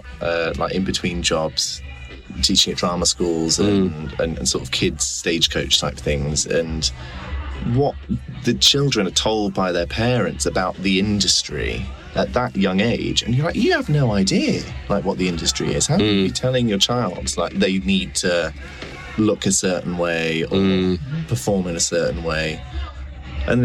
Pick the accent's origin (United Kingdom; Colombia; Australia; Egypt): United Kingdom; Macclesfield, North West England; moved away as an adult; now in London, United Kingdom; Macclesfield in Cheshire.